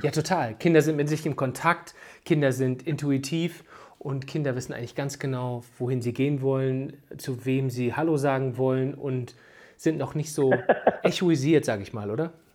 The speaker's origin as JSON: {"language": "German", "region": "Northern Germany", "country": "Germany", "said": "bei uns in Norddeutschland"}